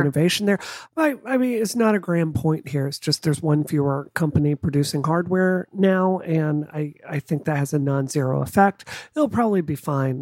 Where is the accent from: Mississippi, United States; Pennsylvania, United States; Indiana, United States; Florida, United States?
Mississippi, United States; growing up in Mississippi, it's not a secret that it's one of the poor states in the country